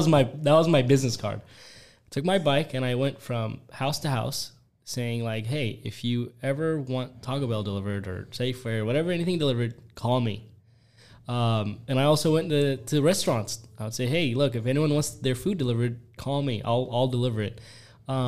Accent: Yemen; now in United States; I was born in Yemen, and then... you know, I had a great time living there

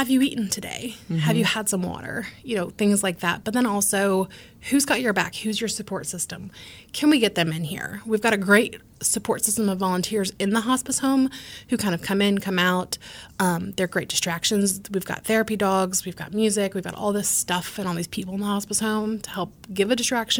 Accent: United States; as Americans, right, like, we are an Irish Catholic family.

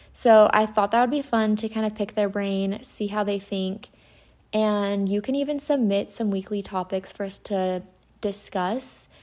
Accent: Utah, United States; I'm from Utah. I grew up in Utah.

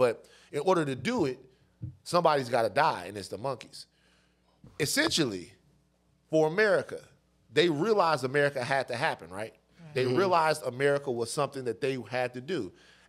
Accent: Baton Rouge, Louisiana, United States; now in California, United States; somebody growing up in Baton Rouge

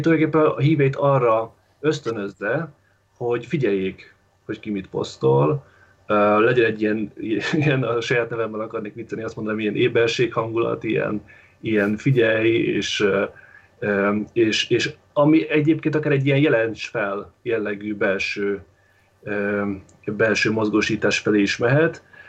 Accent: Baja, Bács-Kiskun, Hungary; moved away; Én Baján vagyok, Bácskiskun megyében, itt születtem és itt vagyok kettő hónapja

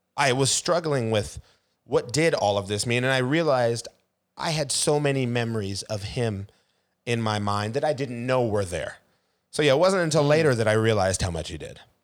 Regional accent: Seattle, Washington, United States; born and raised in Seattle

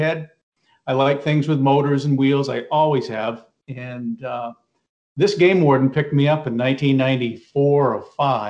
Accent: Maine, United States; Yeah, I grew up in Maine. I grew up about 20 minutes from where I am right now.

